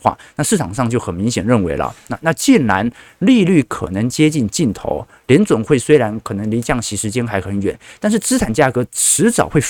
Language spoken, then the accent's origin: Chinese; Taiwan; 不是我们台湾人很有钱呐